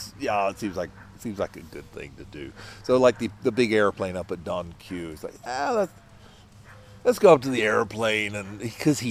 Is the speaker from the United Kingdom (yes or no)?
yes; England, United Kingdom; moved away; growing up in England, I played in the rain